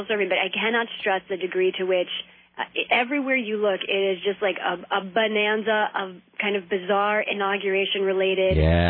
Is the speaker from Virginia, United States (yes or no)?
yes; Virginia, United States; me being a Virginian and trying to, you know, tell myself I'm a Southerner